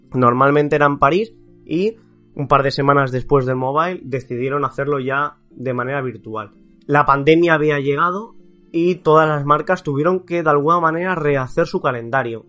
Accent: Barcelona, Catalonia, Spain; los que somos de Barcelona

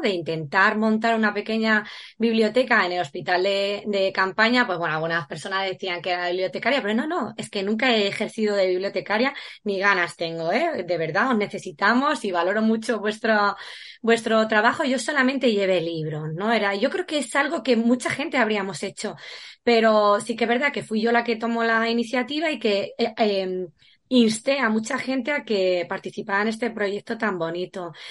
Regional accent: Valdepeñas, Castilla-La Mancha, Spain; es de mi tierra, es paisano

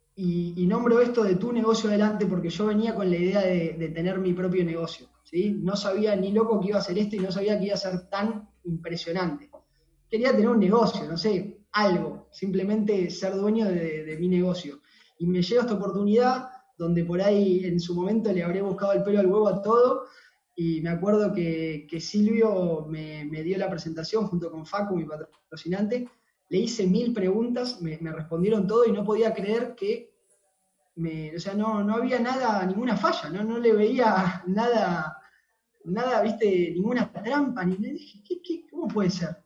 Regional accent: Temperley, Buenos Aires Province, Argentina; soy de acá de Temperley, de Buenos Aires, Argentina

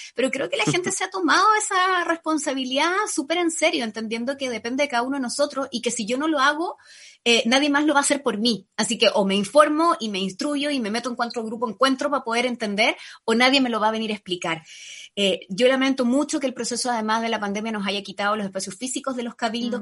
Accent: Panama; now in Chile; Yo crecí en Panamá

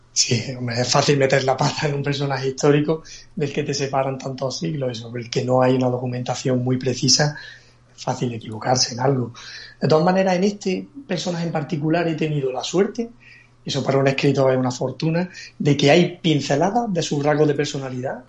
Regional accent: Granada, Andalusia, Spain; moved away as an adult; now in Málaga, Spain; yo soy un granadino que vive en Málaga desde hace ya más de 15 años

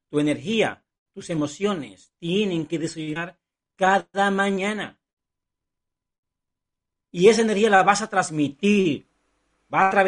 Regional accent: Cuba; born there; Yo nací en Cuba, no tenía sueños, no tenía posibilidades de alcanzar nada en la vida, ni siquiera viajar.

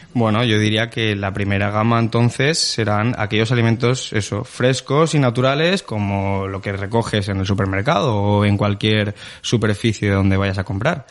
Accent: Spain; como todos los españoles

